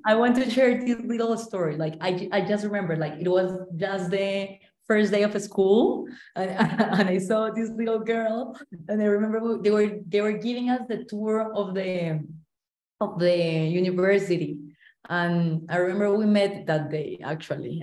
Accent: Cali, Valle del Cauca, Colombia; also born or lived in Mexico; I'm also from Colombia. I'm from Cali, that is mainly known for salsa

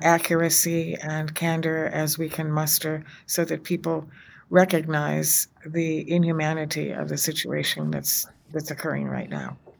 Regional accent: United States; as an American, as a woman of faith

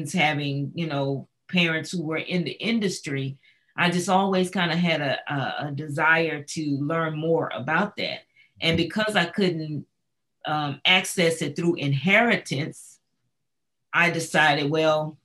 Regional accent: near Pasadena, Southern California, United States; I grew up in Southern California, not too far away from Pasadena. So I'm a Cali kind of girl.

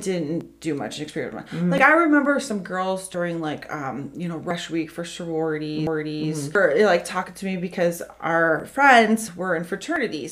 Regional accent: Ohio, United States; I grew up in Park, Ohio, which is an hour away from here

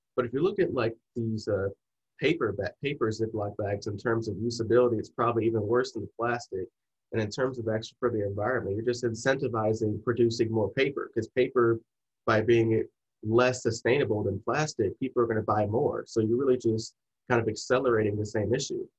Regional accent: Michigan, United States; we're both from Michigan.

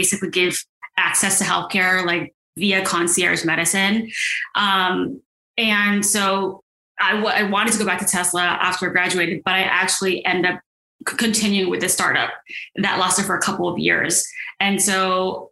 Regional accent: Silicon Valley, Bay Area, California, United States; moved away as an adult; also born or lived in New York / Los Angeles; And I'm from the Bay Area. I grew up in Silicon Valley

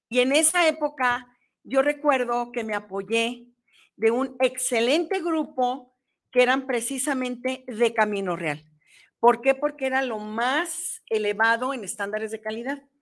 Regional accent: Jalisco, Mexico; also born or lived in Mexico City; Fíjate que yo también nací en la Ciudad de México, pero también soy hija adoptiva desde muy chica. Yo me vine a los cinco años.

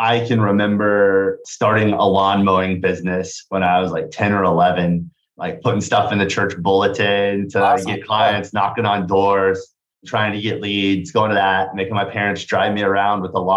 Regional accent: Kansas, United States; moved away as an adult; also born or lived in Bloomington, Indiana; now in Indianapolis, United States; I came to Indiana from Kansas for college.

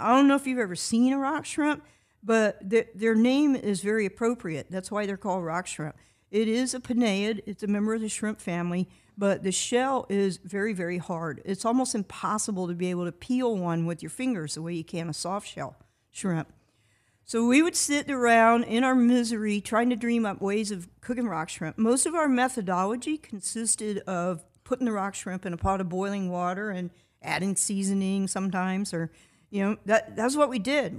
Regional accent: Titusville, Florida, United States; I grew up on the Indian River Lagoon.

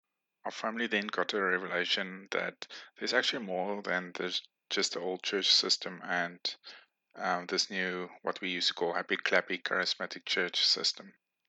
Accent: Namibia; born there; I was born in Namibia in the 1980s.

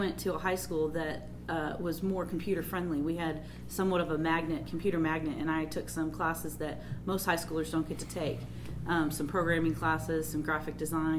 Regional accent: California, United States; moved away; I grew up in California

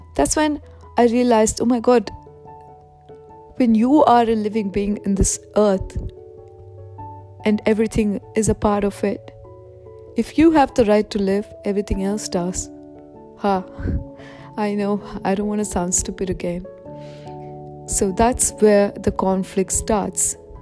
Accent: India; now in Australia; I was born in India

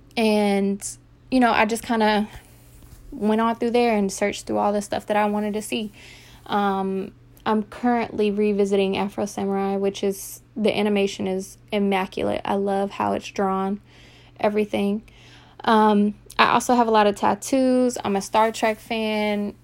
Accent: Virginia, United States; also born or lived in Texas; I'm originally from Texas, um, and I moved here to Virginia when I was young, so I pretty much raised here

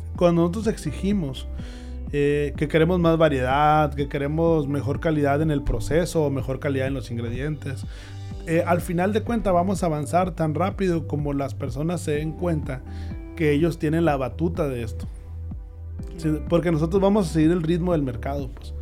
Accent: Hermosillo, Sonora, Mexico; moved away as an adult; Yo soy de Hermosillo, sí, sí, sí, claro. Este, me fui por lo mismo de que no había buenas ofertas de escuelas.

